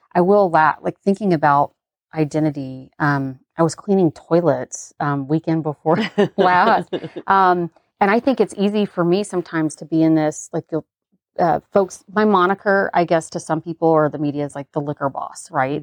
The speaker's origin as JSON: {"language": "English", "region": "the South", "country": "United States", "tie": "born or raised there", "said": "growing up in the South"}